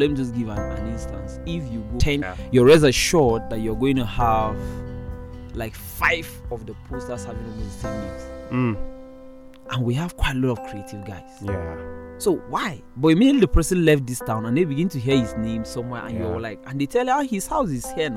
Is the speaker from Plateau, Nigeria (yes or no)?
yes; Jos, Plateau, Nigeria; also born or lived in Bogoro LGA, Bauchi State; all my life has been in Jos